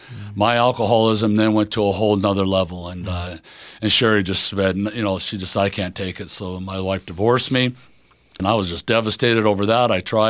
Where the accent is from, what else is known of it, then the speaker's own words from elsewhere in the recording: Spokane, Washington, United States; I was born and raised here in Spokane. I love this city.